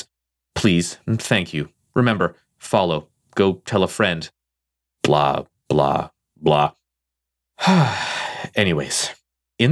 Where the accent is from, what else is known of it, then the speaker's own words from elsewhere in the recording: Canada; I am Canadian